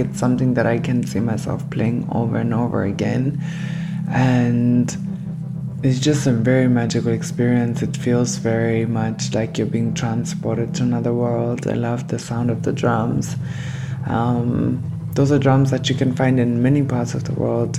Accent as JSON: {"language": "English", "region": "Harare", "country": "Zimbabwe", "moved": "yes", "lives_now": "Cologne, Germany", "said": "I am from Harare, Zimbabwe"}